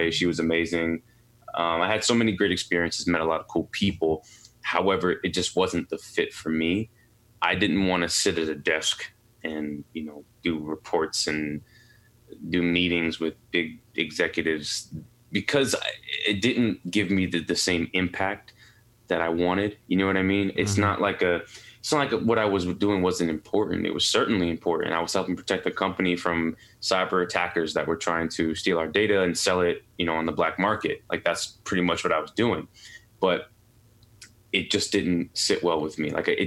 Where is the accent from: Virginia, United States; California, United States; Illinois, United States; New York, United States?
New York, United States; New York City; also born or lived in Pittsburgh; I'm born and raised in New York City, Queens, New York